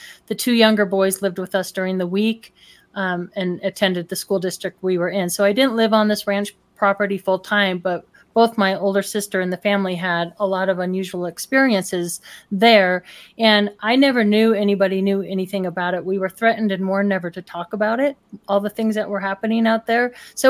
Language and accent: English; Denver, Colorado, United States; also born or lived in Illinois; So basically, I was born in Illinois and moved out to Denver in Colorado in 1970.